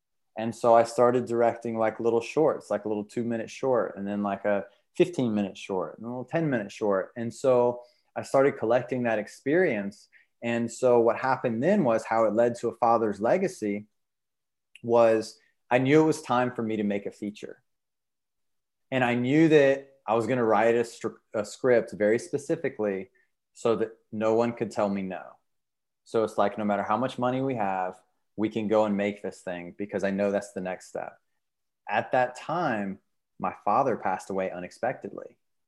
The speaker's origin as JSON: {"language": "English", "region": "the South", "country": "United States", "tie": "born or raised there", "said": "And especially as a young man growing up in the South, where a lot of times it's not spoken, but you're not really supposed to like show certain emotions, right?"}